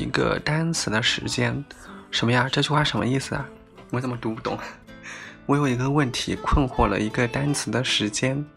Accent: China; 我们中国人

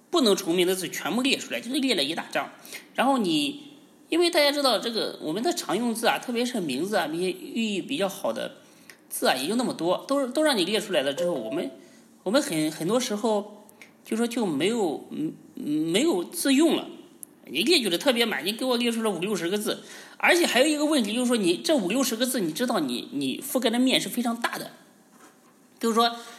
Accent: China; 我们中国人起名儿是非常讲究的

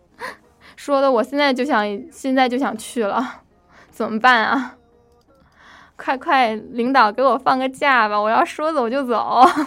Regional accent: Northeast China, China; now in Washington, United States; 我是在东北长大的嘛

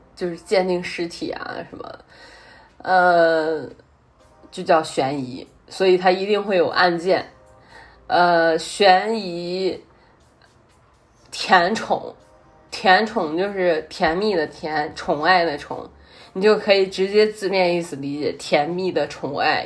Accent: Henan, China; accent: Henan; 我戴的是有正儿八经的荷兰话口音的

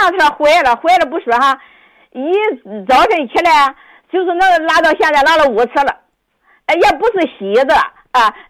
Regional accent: Yantai, Shandong, China; 我是烟台的。

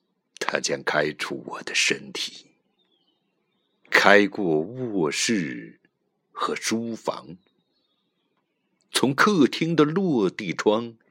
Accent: Sichuan, China; 咱们四川人说。

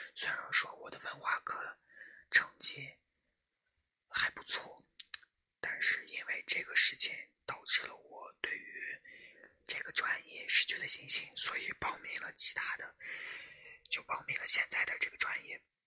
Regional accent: Shanxi, China; 我的家乡在山西，啊，我在山西

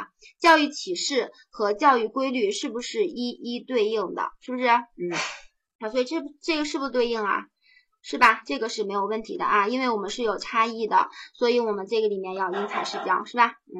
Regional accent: China; 对于我们中国人来讲的话，我们现在的孔子、老子的那些观念，对我们治国也好，

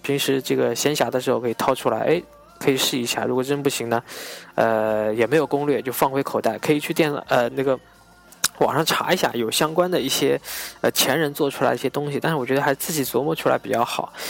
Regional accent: China; 作为一个中国人

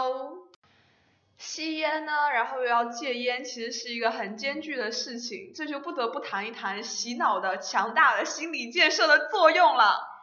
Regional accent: China; 我们中国人的思想

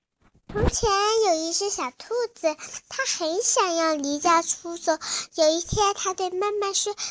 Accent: Nanjing, Jiangsu, China; 我来自南京。

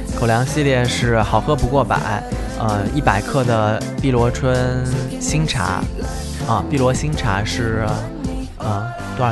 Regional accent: Jiangsu, China; 我们东山的枇杷

